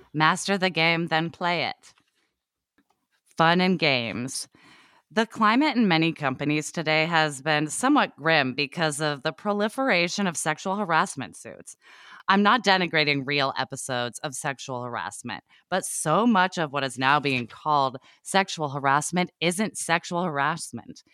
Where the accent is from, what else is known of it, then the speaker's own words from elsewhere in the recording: Oregon, United States; I grew up in Oregon